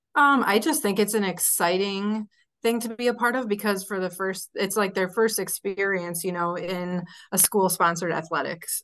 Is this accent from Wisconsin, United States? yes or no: yes; Sun Prairie, Wisconsin, United States; Sun Prairie here in my hometown